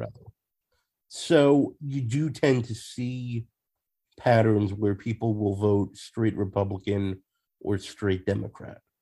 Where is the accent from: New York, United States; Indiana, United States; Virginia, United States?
New York, United States; Long Island; also born or lived in Queens, New York; now in Leeds, United Kingdom; in New York, I um I was born in Queens, but I grew up on uh, Long Island